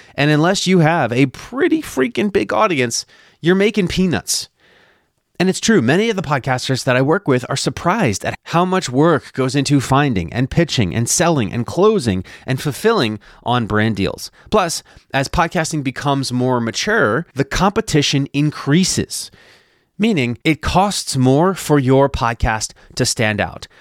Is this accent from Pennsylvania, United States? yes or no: yes; Philadelphia, Pennsylvania, United States; my hometown of Philadelphia